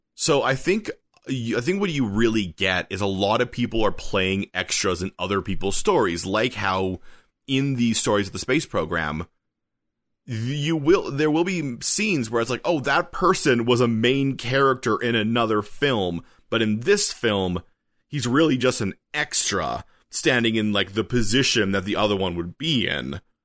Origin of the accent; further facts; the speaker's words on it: Canada; a Canadian writer